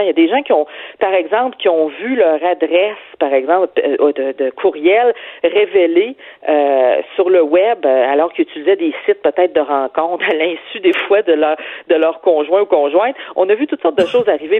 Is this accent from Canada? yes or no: yes; Quebec City, Quebec, Canada; moved away; je viens de Québec, là, place Sainte-Foy